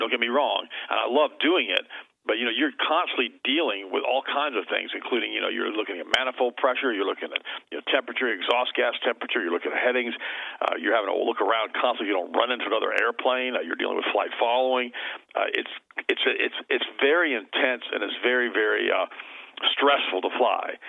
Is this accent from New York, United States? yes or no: no; Florida, United States; I was raised here